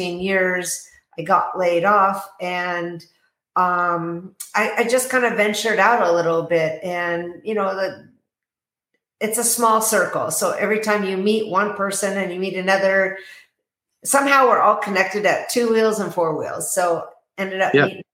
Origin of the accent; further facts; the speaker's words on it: Tacoma, Washington, United States; now in Arizona, United States; I was born and raised in Tacoma, Washington.